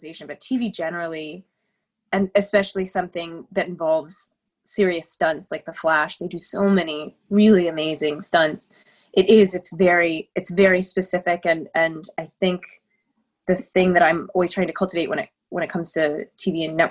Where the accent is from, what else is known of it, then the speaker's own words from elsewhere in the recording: Cincinnati, Ohio, United States; I grew up in Ohio, in Cincinnati, in a little neighborhood called Madisonville